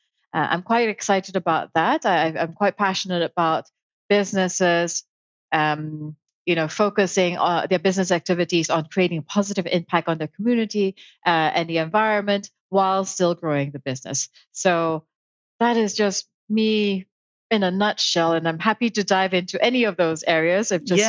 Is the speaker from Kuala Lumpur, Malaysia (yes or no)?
yes; Kuala Lumpur, Malaysia; first language Malay and English; moved away as an adult; also born or lived in United Kingdom / Hong Kong / Germany / Barcelona; now in New York, United States; So I was born in Kuala Lumpur, Malaysia. I spent a lot of my childhood there. And then when I was 19, I left home to go to the UK to study law.